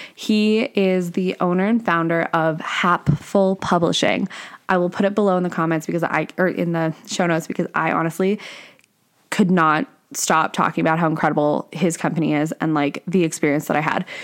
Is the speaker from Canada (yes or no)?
yes; Canada; I'm Canadian, if, if you guys didn't know that. So I'm Canadian